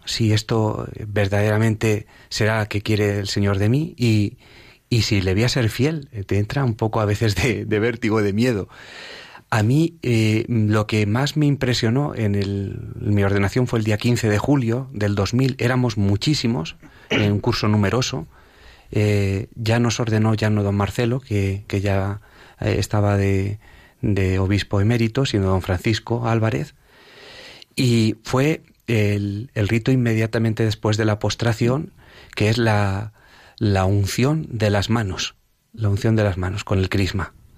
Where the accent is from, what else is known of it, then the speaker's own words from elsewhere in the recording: Villaseca de la Sagra, Castilla-La Mancha, Spain; en una advocación de mi pueblo, que es la Virgen de las Angustias, en la que allí en, en, Villaseca de la Sagra, donde procedo